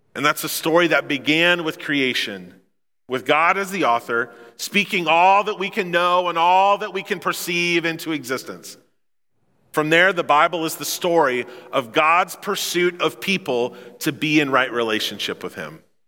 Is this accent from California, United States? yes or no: no; Memphis, Missouri, United States; I come from Memphis, Missouri